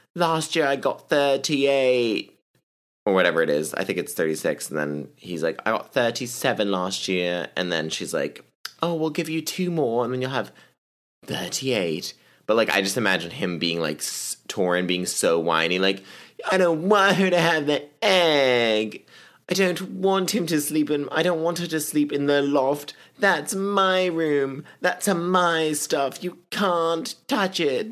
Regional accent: the South, United States; I'm from the South

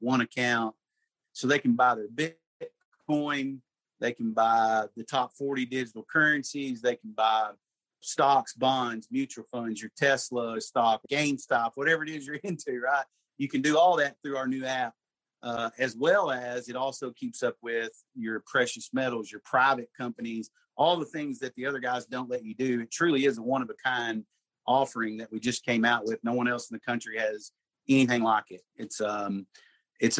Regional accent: Murray, Kentucky, United States; also born or lived in Tennessee; I'm from Murray, Kentucky. Wasn't born and raised there. I was actually born in Tennessee, but moved there before I was a year old.

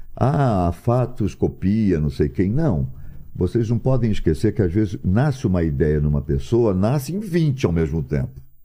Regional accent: Rio de Janeiro, Brazil; moved away as an adult; also born or lived in São Paulo; Nasci no Rio, ok, sou carioca, mas sou brasileiro

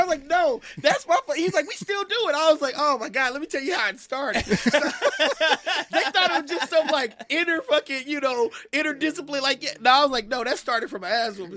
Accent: Kansas City, United States; moved away as an adult; I'm a kid from Kansas City

